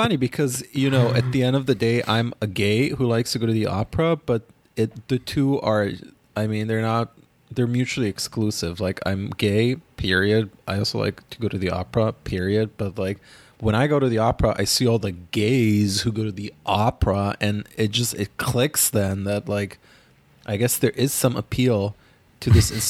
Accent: Ghana; I remember going with my aunt in 2003 in my hometown, Ghana, to see a six-hour-long movie called The Best of Youth

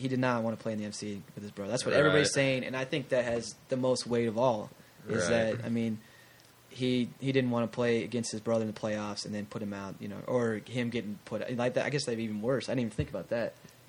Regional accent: Bay Area, California, United States; moved away as an adult; also born or lived in Mississippi; now in Kansas, United States; I'm from the Bay Area

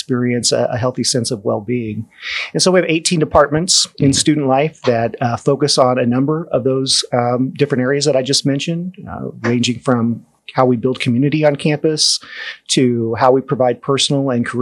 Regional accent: Danville, Illinois, United States; moved away; I am from a town called Danville, Illinois.

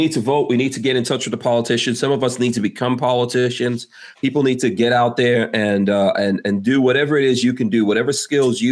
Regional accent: Guyana; I'm from Guyana. Yes, I'm from Guyana

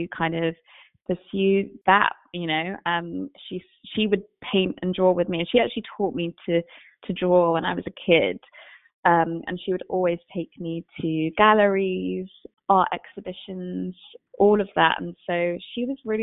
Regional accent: London, United Kingdom; moved away as an adult; now in New York City, United States; I'm from London. I grew up pretty much sort of close to central London.

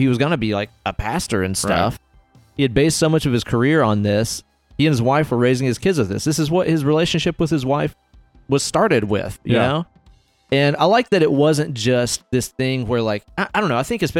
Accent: the South, United States

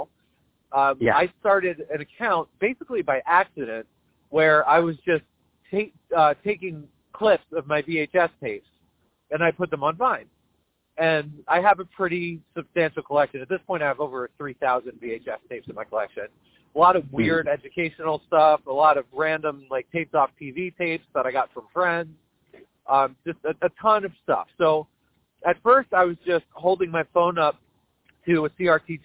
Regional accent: Leonardo, New Jersey, United States; I grew up in Leonardo

